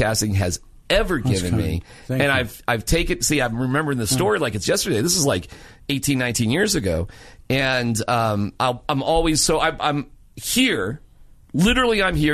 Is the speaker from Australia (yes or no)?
no; Massachusetts, United States; now in Colorado, United States; I'm from Massachusetts